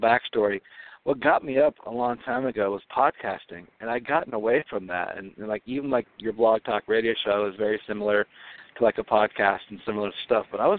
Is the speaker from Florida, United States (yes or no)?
no; Southern California, United States; now in Minnesota, United States; I grew up in Southern California on the beach